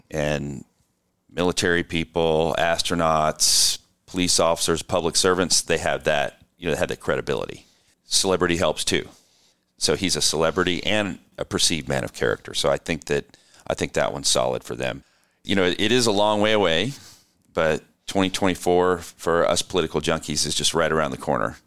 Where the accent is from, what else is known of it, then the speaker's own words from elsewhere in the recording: California, United States; my home state